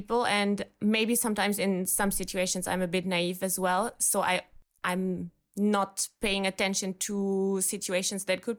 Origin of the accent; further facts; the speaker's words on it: Germany; from Germany, solo traveling in Bali for about 2 months now.